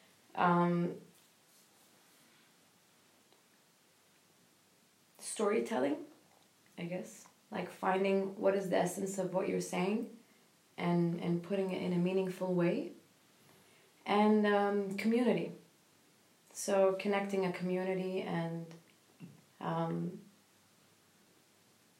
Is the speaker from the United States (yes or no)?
no; Kuwait; I'm from Kuwait